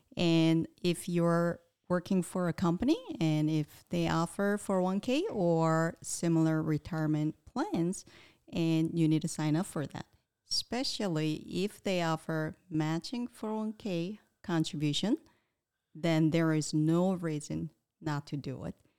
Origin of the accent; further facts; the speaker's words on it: Daegu, South Korea; moved away; I'm originally from Daegu City, South Korea.